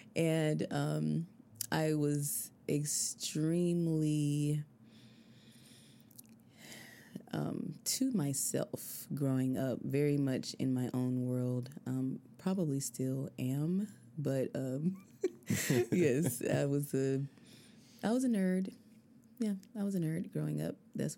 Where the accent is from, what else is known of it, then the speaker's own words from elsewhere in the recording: Albany, Georgia, United States; moved away as an adult; I'm from Albany, Georgia. I was born and raised there. And then I traveled a bit up and down the East Coast.